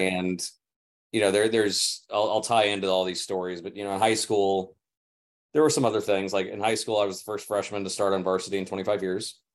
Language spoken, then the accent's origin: English; St. Louis, Missouri, United States; moved away as an adult; also born or lived in Tampa, Florida; now in California, United States; St. Louis, yeah, I was born in Tampa, moved to St. Louis when I was five. So pretty much my home.